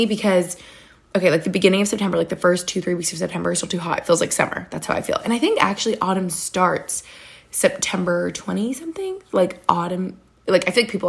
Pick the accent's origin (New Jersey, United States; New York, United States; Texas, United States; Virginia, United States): New York, United States; now in Cape Cod, United States; I'm from New York State where you have like all the seasons